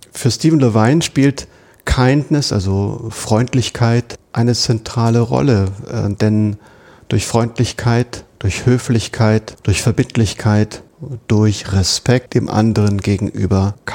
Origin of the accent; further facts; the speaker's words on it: Rendsburg, Schleswig-Holstein, Germany; Gut, das waren so Bausünden, die überall in den 70er Jahren begangen wurden, aber das war nun meine Heimatstadt. Aber auch die See äh, ist für mich, egal wo in der Welt, Heimat, weil ich geprägt bin durch Nord- und Ostsee